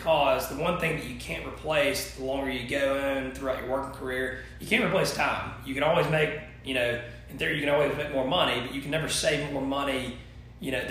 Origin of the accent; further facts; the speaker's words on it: Thomasville, Georgia, United States; I born and raised in Thomasville, graduated from Thomas County Central in 2008